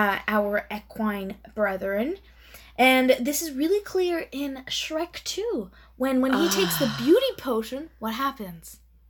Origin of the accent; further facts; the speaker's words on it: Karnataka, India; first language Kannada; English is a second language; I'm a Kannadiga, right? I was raised in Karnataka. That's where most of my family lives. Mm-hmm. And a common insult in my language, which is Kannada, is katte